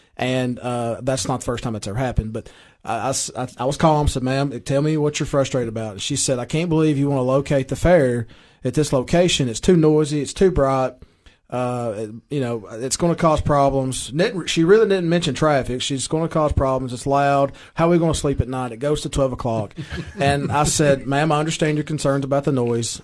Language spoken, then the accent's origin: English; Baxter, Tennessee, United States; I am from Baxter. I'm proud, proud citizen of Baxter.